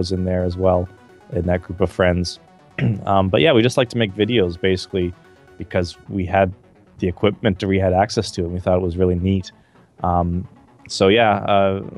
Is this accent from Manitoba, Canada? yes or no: no; Calgary, Alberta, Canada; where I grew up in Calgary, Canada